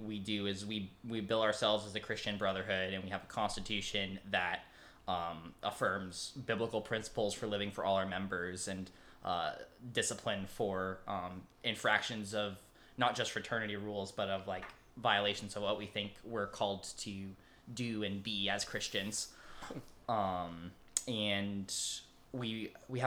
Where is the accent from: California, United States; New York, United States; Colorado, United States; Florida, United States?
Colorado, United States; moved away as an adult; now in Grove City, United States; I came here from Colorado